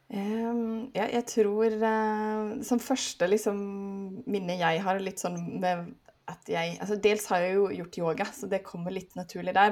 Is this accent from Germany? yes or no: no; Sweden; moved away as an adult; also born or lived in Oslo area, Norway; now in Oslo, Norway; Jeg er svensk, men nå har jeg bodd her i 16 år, så nå føler jeg meg snart mer norsk